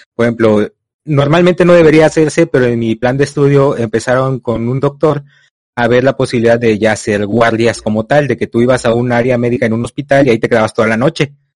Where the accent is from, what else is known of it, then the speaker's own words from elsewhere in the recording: Tamaulipas, Mexico; Yo soy de México, Tamaulipas.